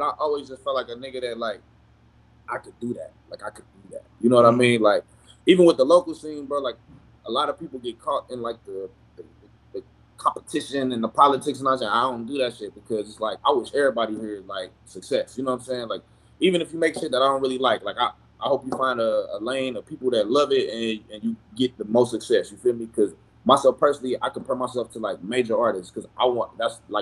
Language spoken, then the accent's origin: English; St. Louis, Missouri, United States; now in Phoenix, United States; I'm from St. Louis, everybody know that, but everybody know I'm repping Phoenix.